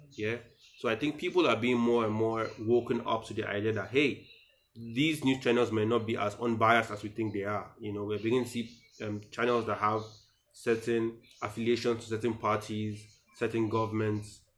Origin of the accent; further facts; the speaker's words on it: Nigeria; as a Nigerian